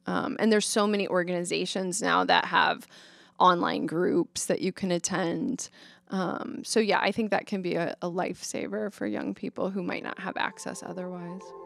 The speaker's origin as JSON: {"language": "English", "town": "Omaha", "region": "Nebraska", "country": "United States", "tie": "born or raised there", "said": "I grew up in Omaha"}